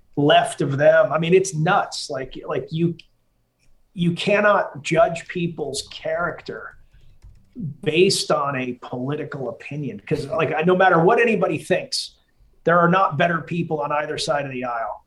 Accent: Massachusetts, United States; I grew up in Massachusetts

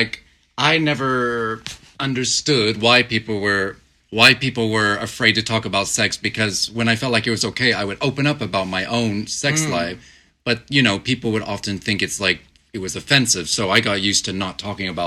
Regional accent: United States; moved away; people like me, a lot of Americans

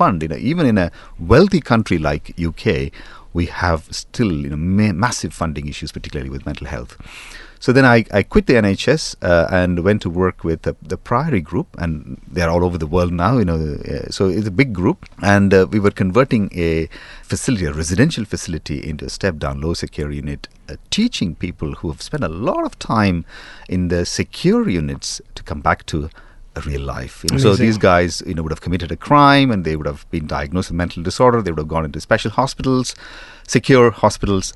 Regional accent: India; moved away as an adult; now in London, United Kingdom; I grew up in India

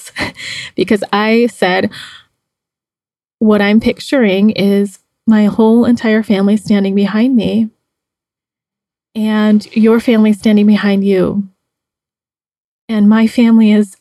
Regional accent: United States; now in Mexico; being Chinese American, I have dated several white men because of living in the US

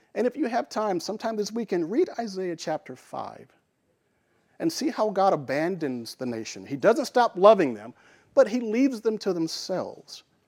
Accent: Little Rock, Arkansas, United States; I grew up in Little Rock

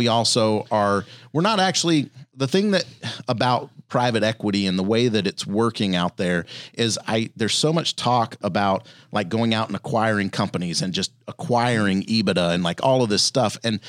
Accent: Louisiana, United States; I grew up in Louisiana and so spent a lot of time outdoors. We didn't have a ton of money.

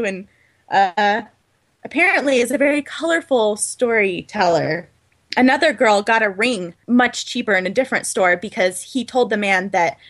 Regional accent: United States; as an American

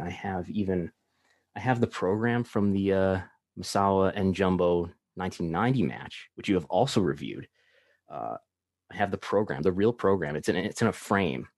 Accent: Buffalo, New York, United States; I'm from Buffalo, New York, which is where I still live.

